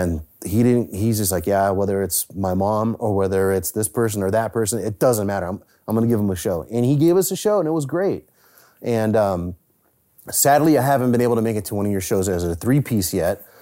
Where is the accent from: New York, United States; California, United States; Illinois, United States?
California, United States; San Francisco; I grew up in the Bay Area in San Francisco